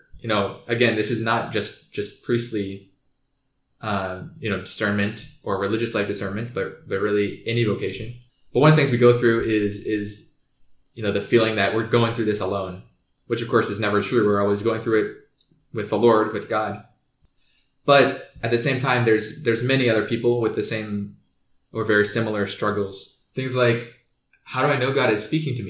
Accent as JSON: {"language": "English", "town": "Kansas City", "region": "Kansas", "country": "United States", "said": "I'm from Kansas City, Kansas"}